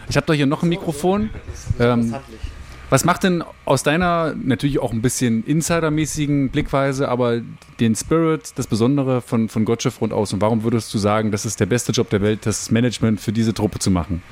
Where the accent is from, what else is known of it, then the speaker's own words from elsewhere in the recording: the area around Bitterfeld, Saxony-Anhalt, Germany; ich bin ja hier auch in der Gegend groß geworden